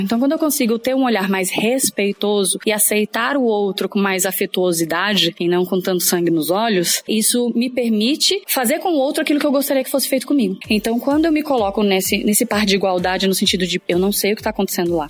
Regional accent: São Paulo, Brazil; eu sou de São Paulo, vim exclusivamente aqui pro evento

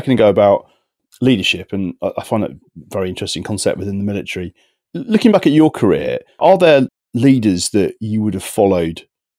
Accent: United Kingdom; also born or lived in France; as a Brit

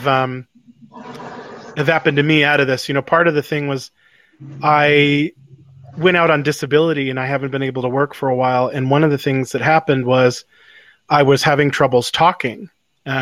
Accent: United States; I'm an American

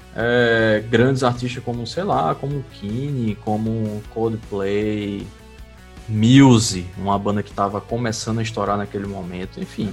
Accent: Recife, Pernambuco, Brazil; lá em Pernambuco, de onde eu sou, em Recife

